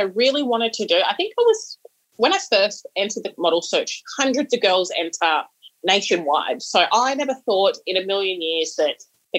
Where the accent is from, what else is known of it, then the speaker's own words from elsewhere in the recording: Tweed Heads, New South Wales, Australia; where I grew up in Tweed Heads, there was a lot of Indigenous kids around, so I felt at home because, you know, my mum's Indigenous, I'm Indigenous